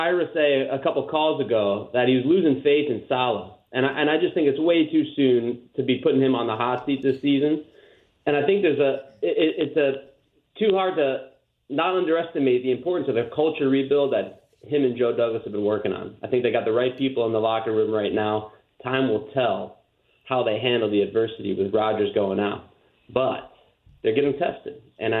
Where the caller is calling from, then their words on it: Amsterdam, North Holland, Netherlands; I'm calling in from Amsterdam in the Netherlands.